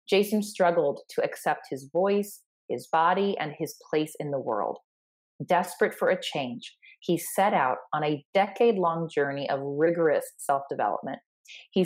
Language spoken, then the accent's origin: English; Sioux Falls, South Dakota, United States; my hometown here in Sioux Falls, South Dakota